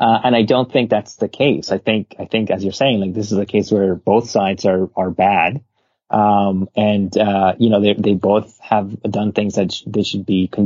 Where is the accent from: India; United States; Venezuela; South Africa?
Venezuela; moved away; I'm from Venezuela. I grew up there and I have a lot of family there.